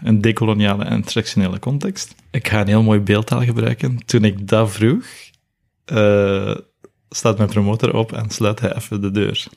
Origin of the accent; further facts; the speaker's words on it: Belgium; first language Nepali; also born or lived in Nepal; ik hier eigenlijk in België met eh, witte ouders ben opgegroeid